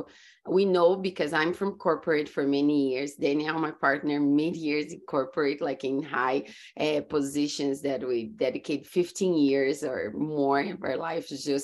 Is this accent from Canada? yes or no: no; Brazil; English is a second language; moved away as an adult; also born or lived in California, United States; now in Florida, United States; I grew up in Brazil and I moved to US about 14 years ago.